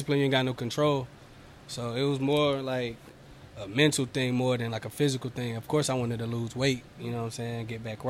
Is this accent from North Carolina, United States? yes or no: yes; Winston-Salem, North Carolina, United States; moved away as an adult; now in Charlotte, United States; I'm originally from Winston-Salem. I've been here in Charlotte for like 4 years now.